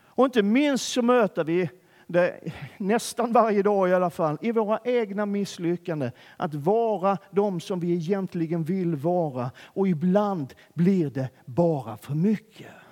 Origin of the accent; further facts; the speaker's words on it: Skåne, Sweden; accent: Scanian (skånska); min skånska